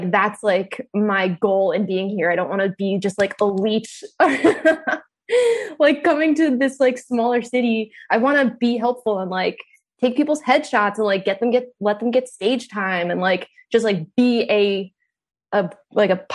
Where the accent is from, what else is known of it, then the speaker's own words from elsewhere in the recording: Dallas, Texas, United States; yeah, I'm from Dallas.